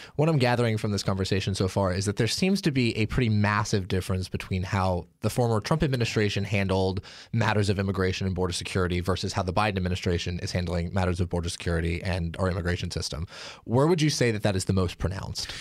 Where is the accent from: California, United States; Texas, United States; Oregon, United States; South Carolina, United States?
Oregon, United States; Portland; I come from Portland, Oregon, which has an awful, awful, awful problem with drugs